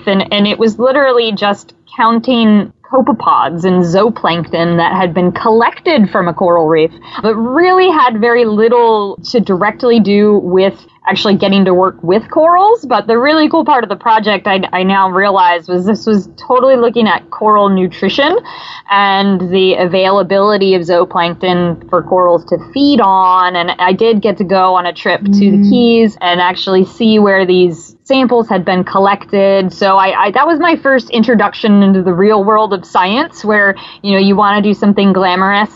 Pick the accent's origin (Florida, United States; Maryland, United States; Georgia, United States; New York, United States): Maryland, United States; I grew up in Maryland and grew up going to National Aquarium in Baltimore